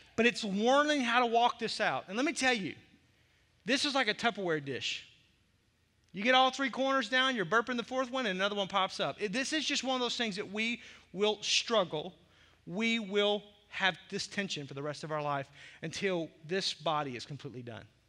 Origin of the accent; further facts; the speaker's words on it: the South, United States; I grew up in the South